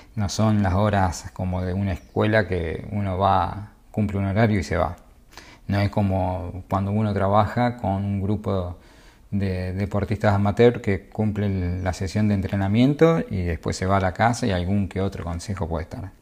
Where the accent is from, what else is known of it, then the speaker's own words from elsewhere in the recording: Argentina; Soy argentino